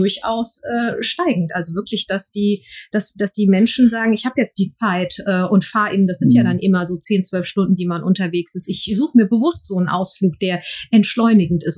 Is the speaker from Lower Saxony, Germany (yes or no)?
no; Frankfurt, Hesse, Germany; ich als gebürtige Frankfurterin